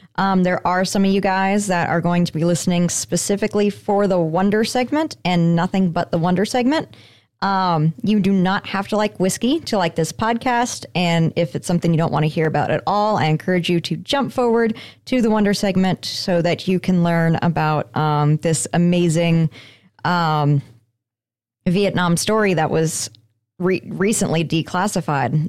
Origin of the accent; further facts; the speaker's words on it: Colorado, United States; moved away; a company based out of Colorado. Uh, it is right there from my home state